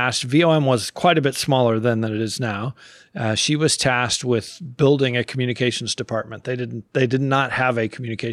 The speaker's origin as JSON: {"language": "English", "country": "United States", "said": "us as American Christians"}